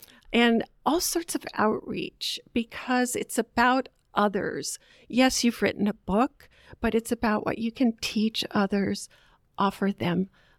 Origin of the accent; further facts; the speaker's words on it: Southern United States, United States; they asked me where I was from and so forth. And I told them I was from the South.